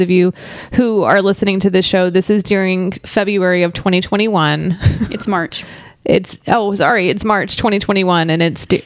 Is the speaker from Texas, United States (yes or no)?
yes; Texas, United States; hey y'all, I'm from Texas. We opened up completely and don't have masks anymore.